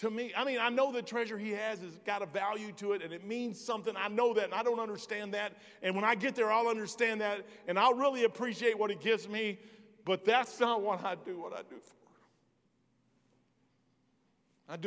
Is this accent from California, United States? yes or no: no; Kentucky, United States; I'm from Kentucky.